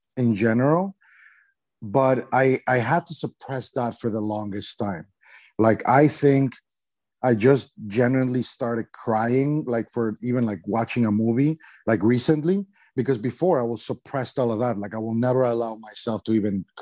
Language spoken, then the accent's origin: English; Mexico; I'm from Mexico